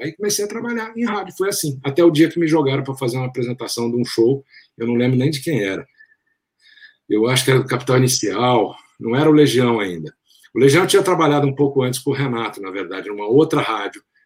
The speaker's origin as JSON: {"language": "Portuguese", "town": "Brasília", "region": "Federal District", "country": "Brazil", "tie": "born or raised there", "also_born_or_lived": "São Paulo", "said": "eu estudava em Brasília, como você sabe, eu cresci lá, nasci em São Paulo, mas meus pais foram em 65 eles mudaram para Brasília, eu fui junto, eu tinha três anos de idade."}